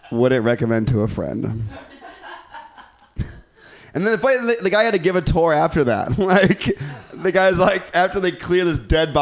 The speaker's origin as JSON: {"language": "English", "region": "Midwest", "country": "United States", "said": "I'm from the Midwest"}